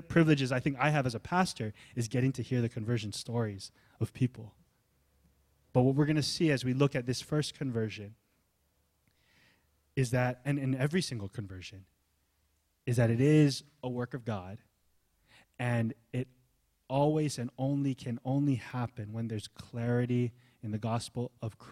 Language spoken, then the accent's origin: English; Hawaii, United States; also born or lived in California; I was born in Cali, I was raised in Hawaii